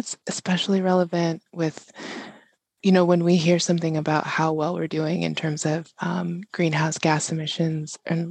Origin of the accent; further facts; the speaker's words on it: Chicago, Illinois, United States; born there; also born or lived in San Diego / Sacramento; I was born in Chicago, moved to San Diego, moved to Sacramento, moved back to Chicago, and then moved back to California about 10 years ago.